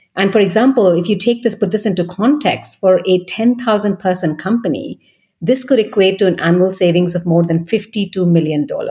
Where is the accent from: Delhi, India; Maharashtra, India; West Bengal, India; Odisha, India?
West Bengal, India; Kolkata; moved away as an adult; also born or lived in Paris / Munich / Vienna; now in London, United Kingdom; I'm originally from India in Kolkata. Um, I was born and bred there